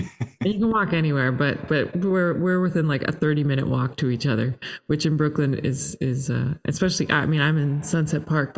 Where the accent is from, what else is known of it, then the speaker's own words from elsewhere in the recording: Toronto, Ontario, Canada; and I'm Canadian and grew up in Toronto, but.